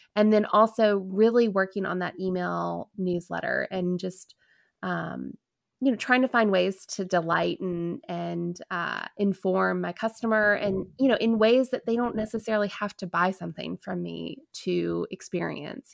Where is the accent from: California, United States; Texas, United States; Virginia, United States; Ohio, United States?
Virginia, United States; DC; I grew up a, right outside of, um, Washington, D C, so I grew up in Virginia